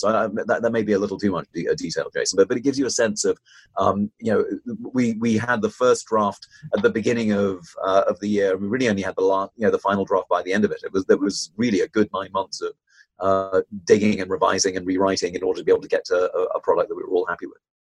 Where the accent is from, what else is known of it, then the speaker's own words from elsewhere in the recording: United Kingdom; moved away; I, started in in the United Kingdom, as you might be able to tell from my accent